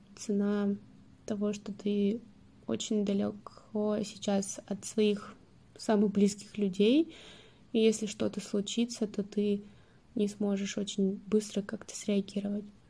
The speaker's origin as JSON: {"language": "Russian", "town": "Stavropol", "region": "Stavropol Krai", "country": "Russia", "moved": "yes", "said": "когда я возвращаюсь там, в Ставрополь обратно, мне такое ощущение, что я вообще не уезжала"}